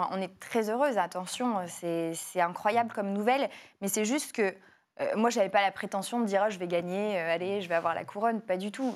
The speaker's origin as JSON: {"language": "French", "town": "Lille", "region": "Hauts-de-France", "country": "France", "tie": "born or raised there", "said": "je suis née à Lille, c'était vraiment ma ville."}